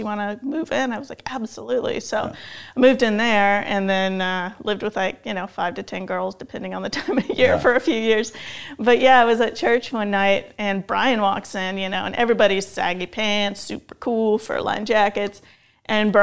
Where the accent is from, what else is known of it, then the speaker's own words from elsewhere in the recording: Tehachapi, California, United States; also born or lived in Mammoth Lakes, California; I was born in Mammoth, lived there till I was about 8, and then we moved to Tehachapi, California, which is out near Bakersfield, high desert. And we grew up out on 20 acres there until I was, until I left home